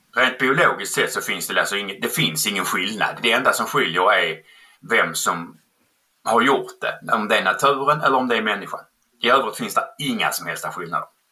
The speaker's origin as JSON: {"language": "Swedish", "region": "Skåne", "country": "Sweden", "accent": "skånska", "said": "jag kommer från Skåne"}